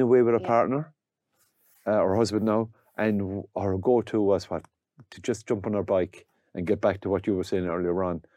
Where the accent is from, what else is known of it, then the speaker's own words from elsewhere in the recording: County Limerick, Munster, Ireland; we're from County Limerick